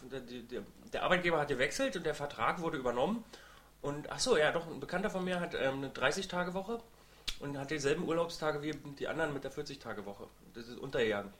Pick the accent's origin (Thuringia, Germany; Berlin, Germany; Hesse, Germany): Berlin, Germany; Wir als Berliner